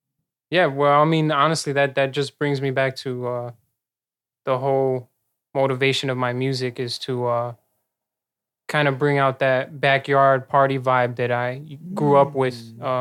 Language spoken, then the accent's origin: English; Chicago, Illinois, United States; also born or lived in Elgin, Illinois / Melrose Park, Illinois / Bolingbrook, Illinois; I definitely know Chicago like real well. I grew up on the north side mostly, though. Logan Square, Humboldt Park.